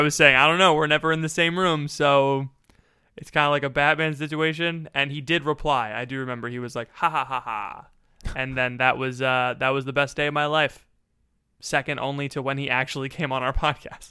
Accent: Florida, United States; now in Pennsylvania, United States; I'm from Florida, I live in Pennsylvania

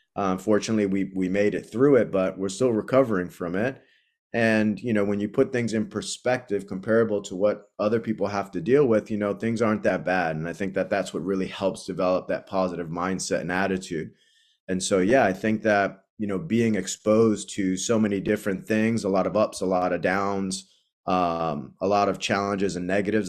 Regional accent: Boston, Massachusetts, United States; moved away as an adult; growing up in, in Dorchester, I've spent a lot of time growing up in Jamaica Plain and then in Dorchester

